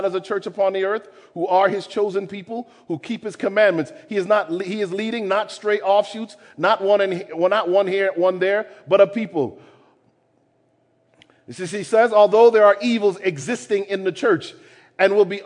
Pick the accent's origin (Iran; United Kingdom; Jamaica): Jamaica; I'm Jamaican